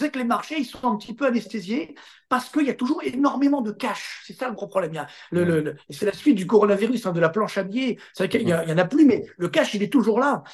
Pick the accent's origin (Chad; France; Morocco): France; Chez nous, en France